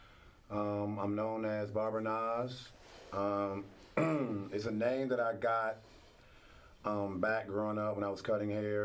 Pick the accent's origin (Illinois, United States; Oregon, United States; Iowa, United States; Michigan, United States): Illinois, United States; Chicago; I'm from Douglas Park, North Lawndale, west side of Chicago. I grew up 3221, 13th from Troy